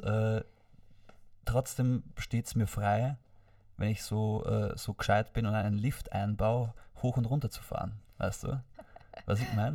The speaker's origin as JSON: {"language": "German", "region": "Vorarlberg", "country": "Austria", "tie": "born or raised there", "said": "wie ich dort aufgewachsen bin in Vorarlberg"}